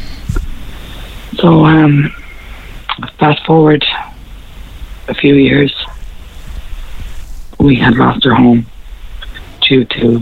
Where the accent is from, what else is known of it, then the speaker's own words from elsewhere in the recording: Ennis, Munster, Ireland; I'm originally from Ennis, okay. County Clare myself.